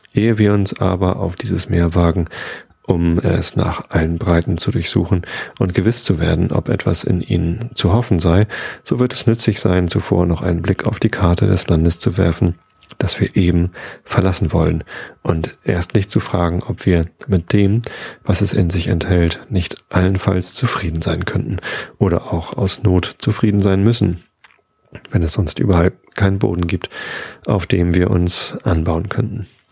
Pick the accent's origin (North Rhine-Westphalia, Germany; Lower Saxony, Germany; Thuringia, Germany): Lower Saxony, Germany; Wistedt; Also ich bin in Visted aufgewachsen, aber in Tosted war dieser Kiosk